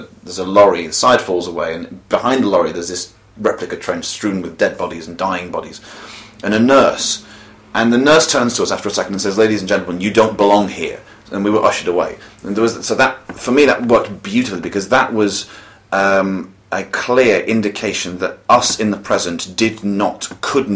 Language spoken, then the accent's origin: English; United Kingdom; I shall claim myself as a Brit at the moment, for as long as Britain still, you know, exists